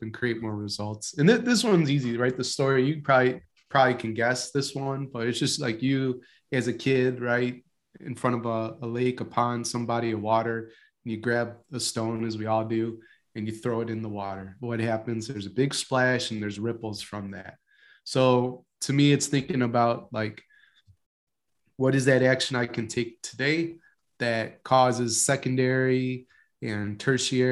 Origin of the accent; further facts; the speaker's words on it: Palatine, Illinois, United States; I grew up outside of Chicago in one of the suburbs, Palatine, Illinois.